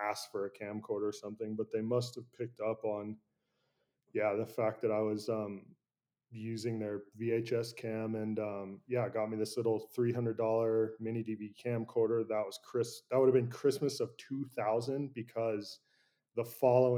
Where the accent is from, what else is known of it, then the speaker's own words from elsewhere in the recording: San Francisco, California, United States; I grew up in San Francisco, I grew up right next to the Presidio National Park